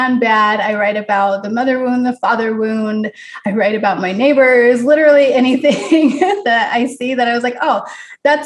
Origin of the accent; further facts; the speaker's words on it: Utah, United States; moved away as an adult; also born or lived in California; now in Missouri, United States; I grew up in Utah